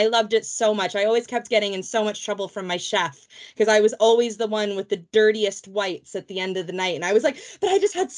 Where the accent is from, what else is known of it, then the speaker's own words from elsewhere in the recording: Vancouver, British Columbia, Canada; moved away as an adult; now in England; I am from Vancouver, Canada, originally, as you can hear by my accent. I am not a native Brit